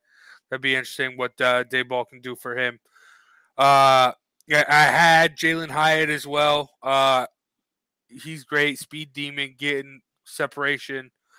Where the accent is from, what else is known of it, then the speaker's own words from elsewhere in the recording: Connecticut, United States; as we're both from Connecticut.